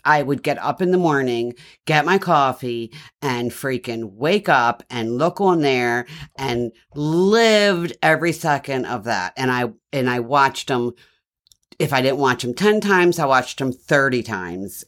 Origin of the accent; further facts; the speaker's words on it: Baltimore, Maryland, United States; accent: Baltimore with a twang; I'm from Baltimore